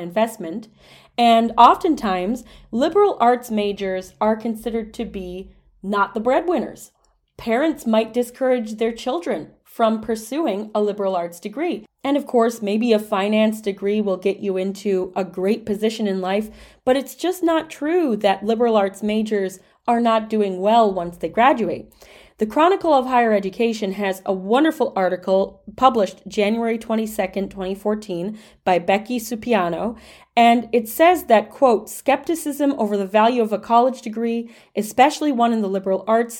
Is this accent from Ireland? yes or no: no; Dearborn, Michigan, United States; as somebody who grew up very close to Toledo, Ohio, I grew up in Dearborn, Michigan